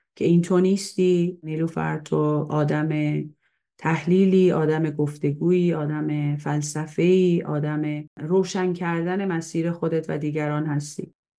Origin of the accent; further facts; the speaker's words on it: Tehran, Tehran Province, Iran; من در تهران به دنیا اومدم